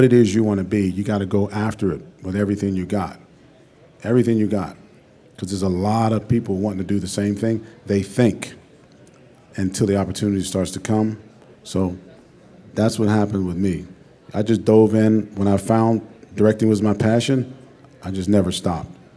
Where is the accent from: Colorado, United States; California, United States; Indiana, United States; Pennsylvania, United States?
Pennsylvania, United States; Pittsburgh; moved away; also born or lived in West Virginia / New York; I went to school in West Virginia. I'm from Pittsburgh, Pennsylvania. I moved to New York